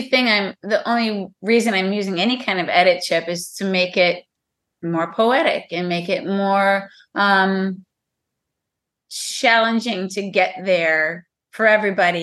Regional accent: Madison, Wisconsin, United States; moved away as an adult; also born or lived in Hawaii / Minneapolis, Minnesota / Chicago, Illinois; now in Illinois, United States; so I was raised in Wisconsin and then spent most of my life in Wisconsin

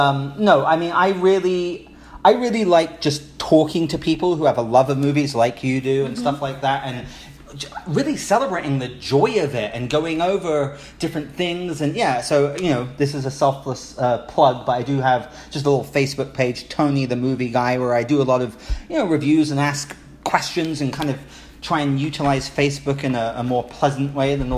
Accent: United Kingdom; now in Los Angeles, United States; I'm British

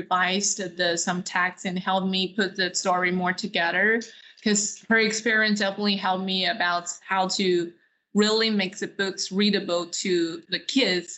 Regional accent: China; now in Dallas, United States; I grew up in China, so I know how to speak Mandarin

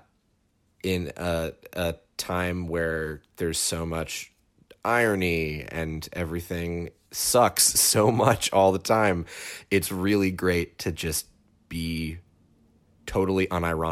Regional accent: outside of Boston, Massachusetts, United States; I grew up outside of Boston

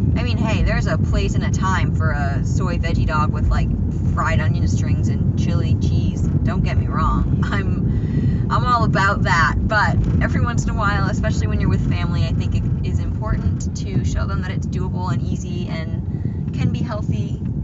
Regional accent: Maine, United States; moved away; growing up in Maine, I have learned to appreciate being far away from a grocery store

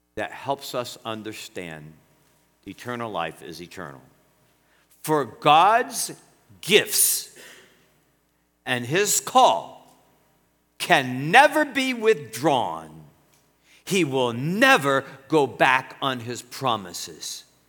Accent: United States; I'm an American, born American. My grandpa's from Greece, my grandma's from Ireland

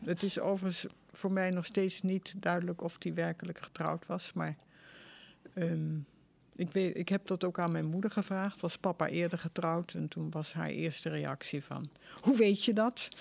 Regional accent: Vught, North Brabant, Netherlands; ik was geboren in Vught

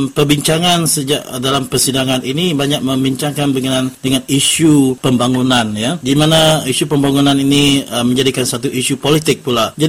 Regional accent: Malacca, Malaysia; saya dari Melaka.

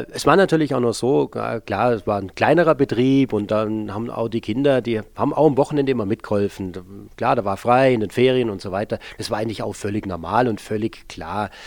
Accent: Bad Herrenalb, Baden-Württemberg, Germany; Ich bin 1965 in Baden-Baden geboren, aufgewachsen im Norden des Schwarzwalds in Bad Herrenalb ähm, als äh, Sohn einer Gastronomiefamilie.

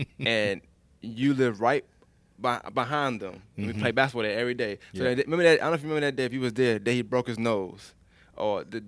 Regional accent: New York, United States; moved away; Because I'm from New York

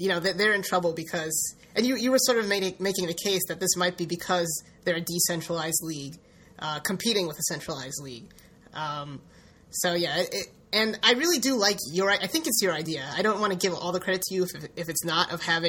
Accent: Toledo, Ohio, United States; I'm from Toledo, we're from Toledo

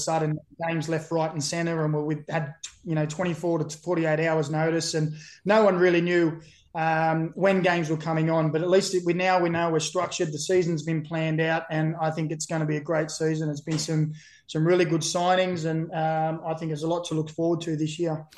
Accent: Australia; also born or lived in Burnley, England; I've been here for about 45 years and six months of my 45 years and seven months life. So I'd like to say I'm an Australian Nova Cash

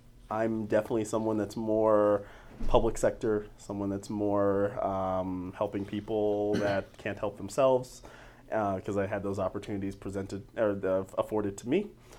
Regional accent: Denver, Colorado, United States; I am from Denver proper. I am a Denver native, born and raised.

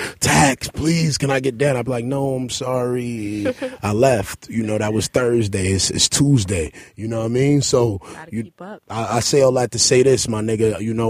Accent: La Ceiba, Atlántida, Honduras; I'm from La Ceiba Seaport, man. Shout out to all the cacrachos. We do this out there, man.

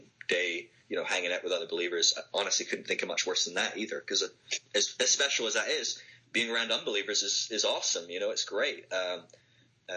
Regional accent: Scotland, United Kingdom; now in Sale, United Kingdom; my home country in Scotland

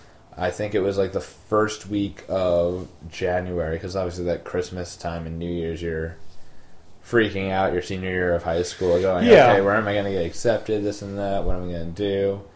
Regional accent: Smithtown, New York, United States; also born or lived in Mineola; I never actually lived in Mineola. My mother did. But I was I wasn't born in that. I was raised in Smithtown, I guess, after, like, the second day after I was born.

